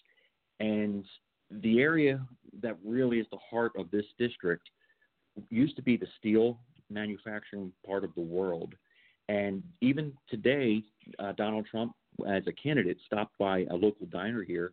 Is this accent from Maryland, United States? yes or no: yes; Baltimore, Maryland, United States; So I'm a Baltimore guy, born and raised.